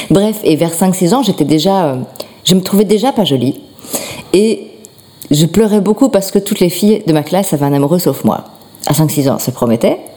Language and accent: French; Schaerbeek, Brussels-Capital Region, Belgium; De Schierbeek.